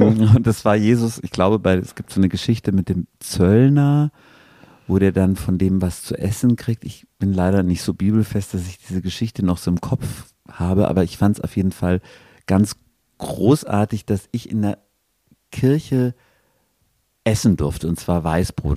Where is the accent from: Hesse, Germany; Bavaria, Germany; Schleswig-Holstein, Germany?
Bavaria, Germany; Regensburg; now in Bochum, Germany; ich komme aus Regensburg, das ist so eine Stadt, die ist sehr, sehr schön